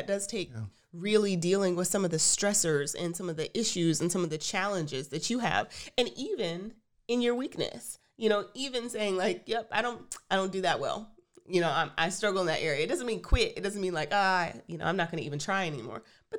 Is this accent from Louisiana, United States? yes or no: no; Texas, United States; I'm from Texas. I really like Tex-Mex.